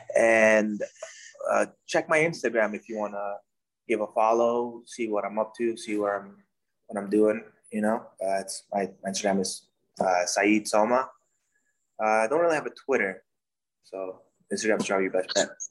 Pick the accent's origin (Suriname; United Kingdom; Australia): Suriname; now in United States; I'm from Suriname country in South America.